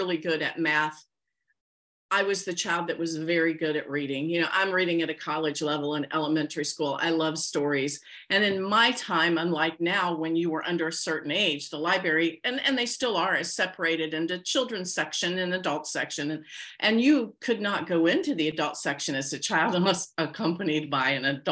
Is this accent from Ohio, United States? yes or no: yes; near Wilmington, Ohio, United States; born or raised there